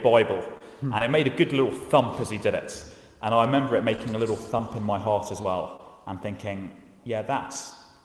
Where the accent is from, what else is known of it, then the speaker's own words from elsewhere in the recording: England, United Kingdom; moved away as an adult; now in Ballyjamesduff, Ireland; I was brought up over in England, you can probably tell from the accent, not in a farming community